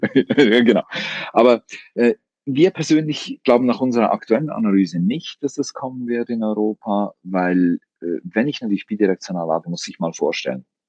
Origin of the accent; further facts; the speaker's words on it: Switzerland; als Schweizer